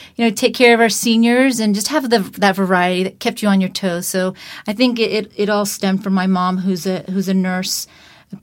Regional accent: Umatilla, Florida, United States; also born or lived in Tampa, Florida / Little Rock, Arkansas; So I grew up in a small town called Umatilla in Lake County, Florida

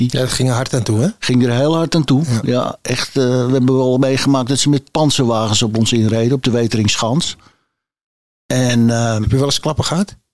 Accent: Amsterdam, North Holland, Netherlands; Ik ben geboren in Amsterdam en ik heb hier altijd gewoond.

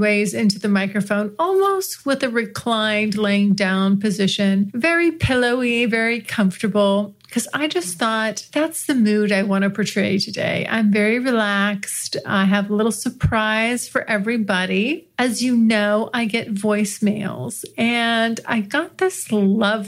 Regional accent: United States; accent: American; my American accent

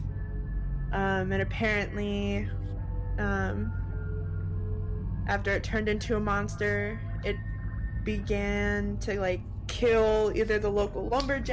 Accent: Wisconsin, United States; an urban legend that I kind of grew up with when I was in Wisconsin

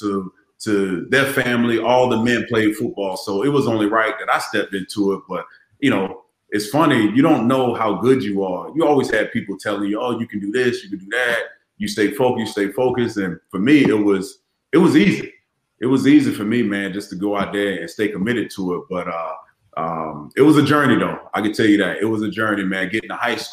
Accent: Largo, Florida, United States; accent: Florida; moved away as an adult; also born or lived in Maryland; no one could understand my Florida accent

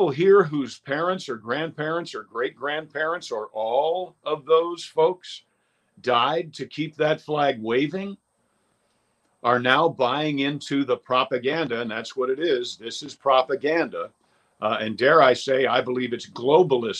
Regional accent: Westchester County, New York, United States; I'm from Westchester County

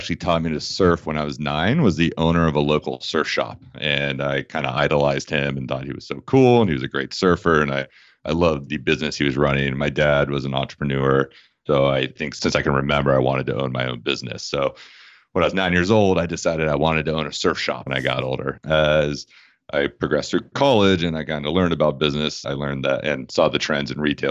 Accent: Washington, District of Columbia, United States; now in Southern California, United States; I grew up on the East Coast, specifically the Washington, D.C. area

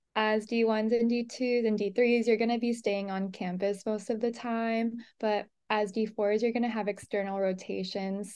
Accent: Los Angeles, California, United States; moved away as an adult; now in Mesa, United States; I'm from Los Angeles, California

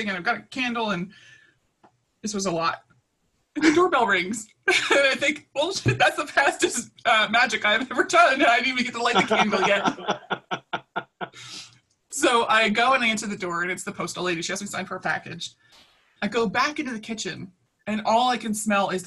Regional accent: Baltimore, Maryland, United States; as a kid, I grew up in Baltimore City, in North Baltimore

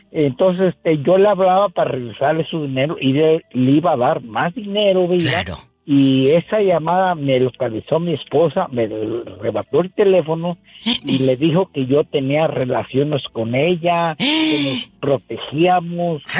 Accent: Morelos, Mexico; moved away as an adult; now in Denver, United States; Yo soy de Morelos, no me da pena contar esto.

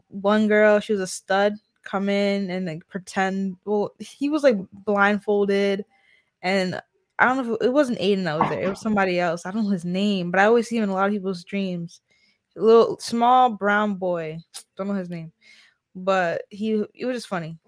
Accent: North Carolina, United States; I'm from North Carolina

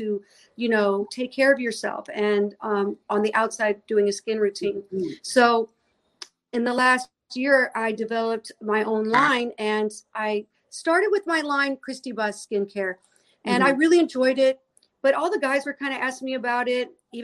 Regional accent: St. Louis, Missouri, United States; moved away; I'm originally from St. Louis, Missouri, and that's exactly where I am right now because I'm celebrating my mom's 87th birthday

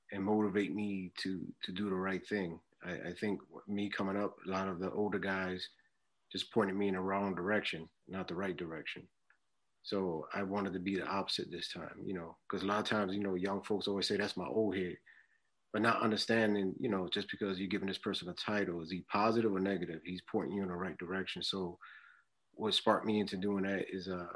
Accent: Philadelphia, Pennsylvania, United States; I'm born and raised in Philly

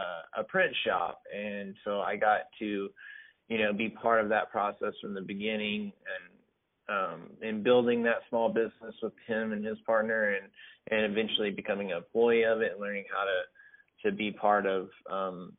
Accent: Whitesboro, Texas, United States; I grew up in a small town in far north Texas. Is called Whitesboro, very close to Sherman

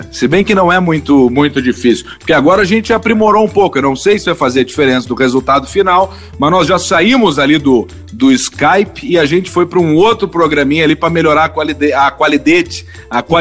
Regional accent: Santa Maria, Rio Grande do Sul, Brazil; now in Porto Alegre, Brazil; eu sou de Santa Maria, eu nunca me identifiquei com um X bom em, em Porto Alegre, porque o cara que é do interior, Santa

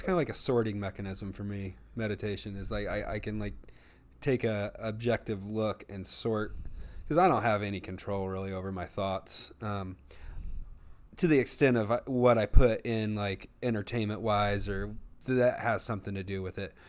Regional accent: the Bible Belt, United States; we grew up in the Bible Belt

